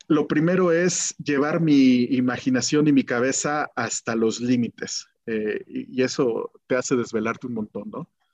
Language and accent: Spanish; Guanajuato, Mexico; moved away as an adult; also born or lived in Mexico City; nací en Guanajuato, de, de, papás contadores, comerciantes